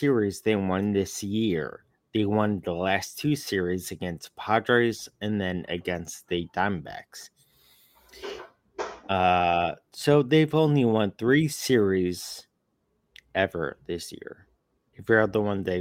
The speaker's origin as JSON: {"language": "English", "town": "Chicago", "region": "Illinois", "country": "United States", "said": "We're from Chicago. We're Cubs fans."}